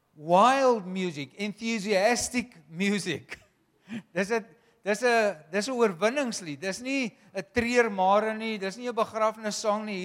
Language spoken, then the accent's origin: Afrikaans; Wellington, Western Cape, South Africa; ons kom uh ons kom van Wellington af maar Wellington en Parel is vir ons een dorp